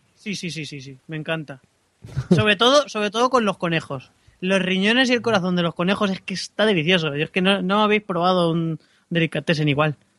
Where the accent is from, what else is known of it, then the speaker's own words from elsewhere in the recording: Castilla-La Mancha, Spain; moved away as an adult; hasta que no salí de mi pueblo, con 18 años